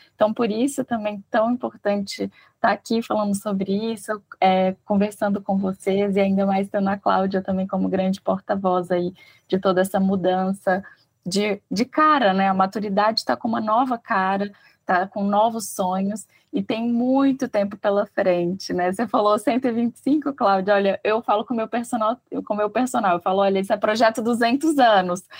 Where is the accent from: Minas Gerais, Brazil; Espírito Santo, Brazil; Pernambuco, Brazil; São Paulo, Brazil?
Minas Gerais, Brazil; eu sou mineira